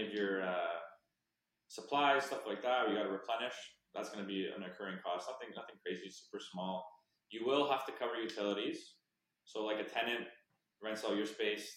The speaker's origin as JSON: {"language": "English", "country": "Canada", "said": "as a Canadian"}